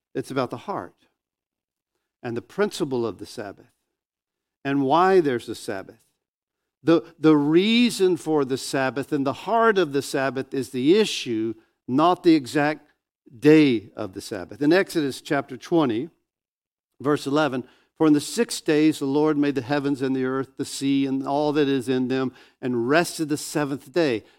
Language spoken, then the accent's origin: English; Northwest Florida, United States; I grew up in Northwest Florida. This is my hometown